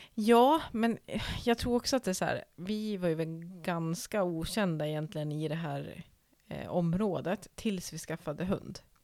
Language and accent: Swedish; Norrland, Sweden; som norrlänning